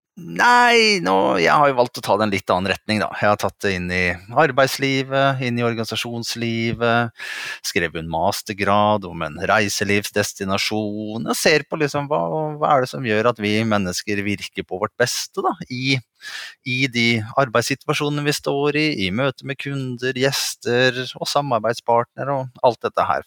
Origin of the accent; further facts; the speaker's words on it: Norway; vi i Norge